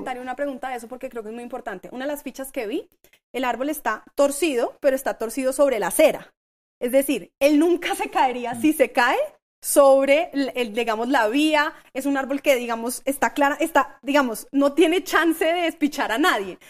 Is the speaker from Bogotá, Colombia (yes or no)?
yes; Bogotá, Colombia; somos representados como ciudadanos bogotanos